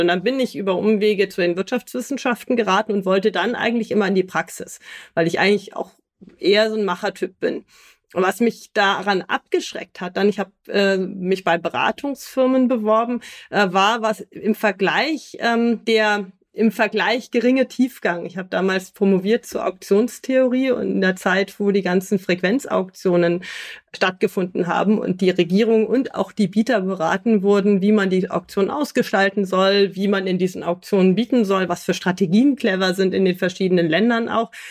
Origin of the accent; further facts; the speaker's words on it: Hamburg, Germany; moved away as an adult; also born or lived in Rendsburg / Berlin / Alicante / Brussels; now in Nuremberg, Germany; bin ich in Rendsburg geboren, aber in Hamburg aufgewachsen